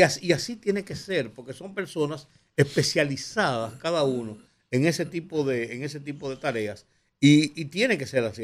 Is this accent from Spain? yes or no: no; Dominican Republic; los dominicanos